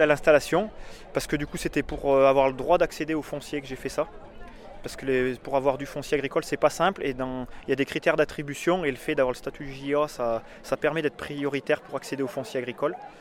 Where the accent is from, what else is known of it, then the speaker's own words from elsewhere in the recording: Haute-Loire, Auvergne-Rhône-Alpes, France; j'ai grandi en Haute-Loire dehors toute la journée